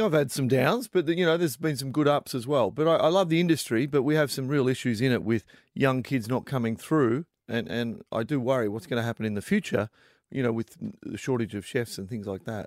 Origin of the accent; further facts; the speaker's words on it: Melbourne, Victoria, Australia; I'm originally from Melbourne